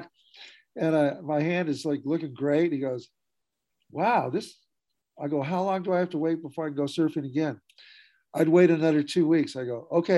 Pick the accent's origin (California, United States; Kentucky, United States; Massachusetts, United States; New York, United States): California, United States; Ventura; also born or lived in Texas / Santa Maria, California; now in Montana, United States; I was born in Texas, but raised in California. Specific to California is Ventura, which is on the coast. I grew up there